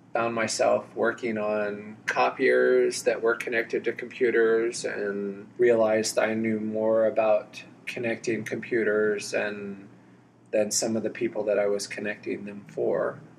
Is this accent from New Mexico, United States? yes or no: yes; Alamogordo, New Mexico, United States; also born or lived in West Texas; now in Houston, United States; grew up in Alamogordo, New Mexico, little bitty place in the middle of nowhere